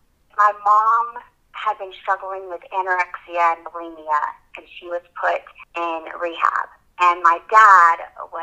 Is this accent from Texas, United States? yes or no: yes; Tyler, Texas, United States; I am from Tyler, Texas. I am a single mom, and I have two little girls.